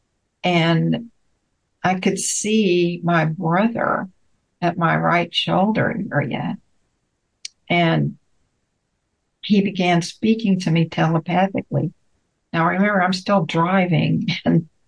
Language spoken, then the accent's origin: English; Bryan, Texas, United States; moved away as an adult; also born or lived in Houston, Texas; while I was still in my hometown in Bryan, like I said, I lived in Houston at the time.